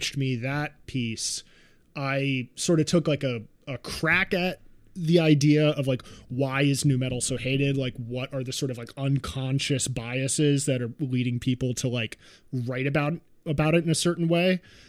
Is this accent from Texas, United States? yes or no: no; New York, United States; I grew up in New York.